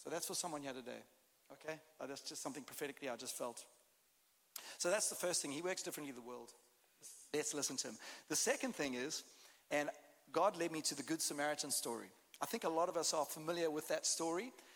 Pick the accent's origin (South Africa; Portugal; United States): South Africa; accent: South African; As you can hear, I've got a bit of a different accent. I'm South African, although I can speak Texan.